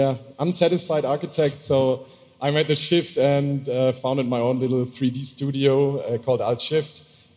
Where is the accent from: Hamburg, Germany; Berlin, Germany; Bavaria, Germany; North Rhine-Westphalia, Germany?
Hamburg, Germany; from Hamburg City. I'm 34